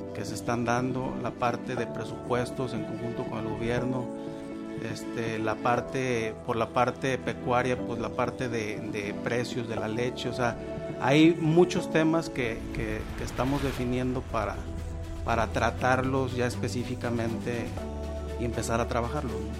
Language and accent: Spanish; Jalisco, Mexico; soy agricultor, orgullosamente de Jalisco, en cuarta generación